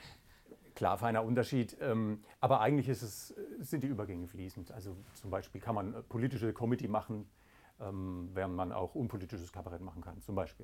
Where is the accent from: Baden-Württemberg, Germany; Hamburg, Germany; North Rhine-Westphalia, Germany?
Baden-Württemberg, Germany; Waldkirch; moved away as an adult; also born or lived in Karlsruhe; now in Gaggenau, Germany; ich bin äh, im Elstal aufgewachsen, in Waldkirch, ah, genauer gesagt